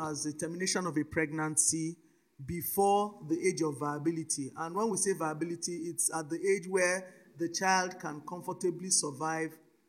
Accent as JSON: {"language": "English", "country": "Nigeria", "also_born_or_lived": "Cote d'Ivoire", "said": "I'm a Nigerian citizen, though I wasn't born in Nigeria. I was born in Cote d'Ivoire, but I'm a bona fide Nigerian citizen."}